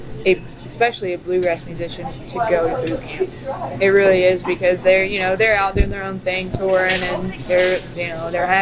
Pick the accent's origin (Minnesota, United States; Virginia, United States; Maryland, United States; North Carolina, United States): Virginia, United States; moved away as an adult; also born or lived in Elizabethton, Tennessee; now in Washington, D.C., United States; coming from East Tennessee, a little old Elizabethan. That's where I lived for 10 years. I'm from Virginia, but I lived there going to college.